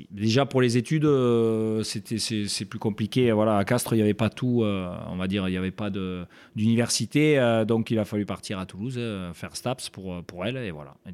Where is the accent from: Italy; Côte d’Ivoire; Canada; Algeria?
Italy; Apulia; now in France; Donc, il fallait savoir je suis originaire des Pouilles. Euh, c'est dans les, euh, vraiment dans le sud de l'Italie, dans la botte, dans le talon.